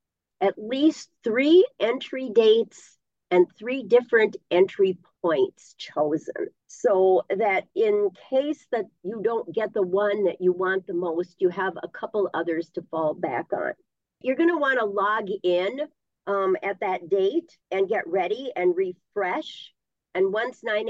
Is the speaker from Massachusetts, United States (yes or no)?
no; Isabella, Minnesota, United States; I was born and raised in the Northwoods in Isabella